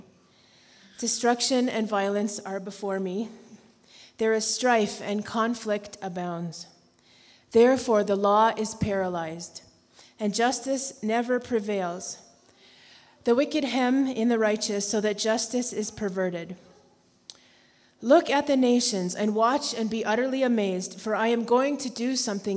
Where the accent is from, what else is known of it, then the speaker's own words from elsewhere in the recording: Canada; moved away; We have four kids, and we're from Canada, which is not America